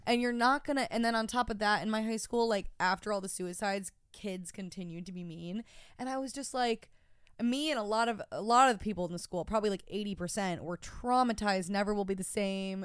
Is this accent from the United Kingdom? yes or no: no; Rochester, New York, United States; moved away as an adult; now in New York City, United States; my hometown was just so fucking classic. I'm from Rochester, New York